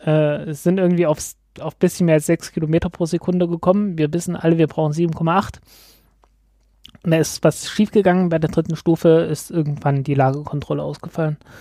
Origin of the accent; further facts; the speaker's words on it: Germany; als Deutscher